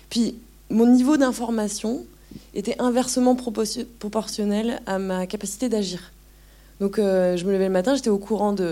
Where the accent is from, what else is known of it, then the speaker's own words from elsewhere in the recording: France; moved away; Et en même temps, moi je venais de la France où c'était l'austérité mais pas vraiment pareil quand même